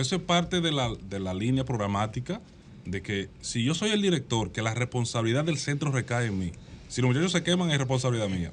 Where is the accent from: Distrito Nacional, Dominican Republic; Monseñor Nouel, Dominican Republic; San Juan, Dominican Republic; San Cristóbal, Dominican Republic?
San Juan, Dominican Republic; Las Matas de Farfán; moved away; Soy de las matas de Farfán